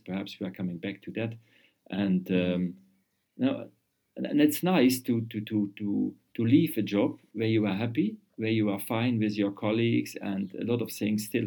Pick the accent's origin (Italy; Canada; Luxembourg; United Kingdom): Luxembourg; also born or lived in Vienna, Austria; I came back to Luxembourg.